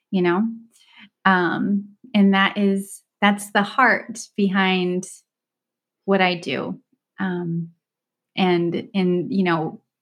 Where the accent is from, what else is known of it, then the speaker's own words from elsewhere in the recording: Dubai, United Arab Emirates; first language Turkish; also born or lived in Istanbul, Turkey; I grew up in Dubai and Istanbul, just traveling every couple of years to a different part of the world.